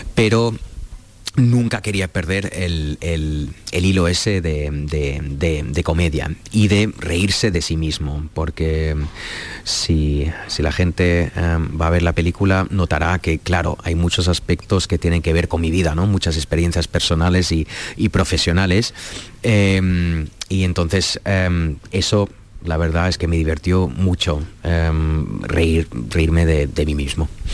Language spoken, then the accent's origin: Spanish; Cologne, North Rhine-Westphalia, Germany; Spanish is a second language; now in Berlin, Germany; yo soy de Colonia